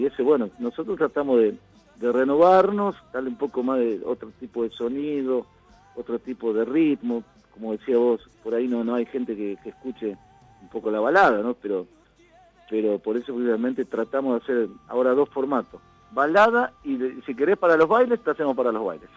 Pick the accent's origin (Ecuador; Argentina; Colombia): Argentina; Concordia, Entre Ríos; nosotros somos de Concordia, de aquí la provincia de Entre Ríos